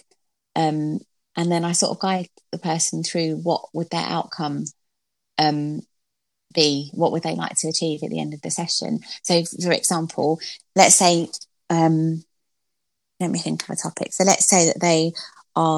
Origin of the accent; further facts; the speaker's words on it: London, United Kingdom; I'm from Stratford in East London, and I used to have to get like a bus and a train to school